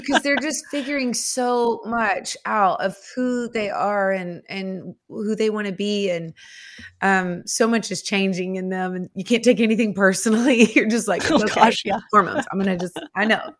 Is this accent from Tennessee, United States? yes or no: yes; Nashville, Tennessee, United States; I am from Nashville, Tennessee. I was born and raised here.